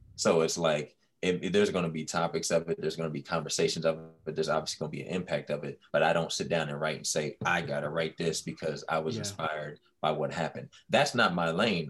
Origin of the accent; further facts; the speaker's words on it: Washington, District of Columbia, United States; the DC area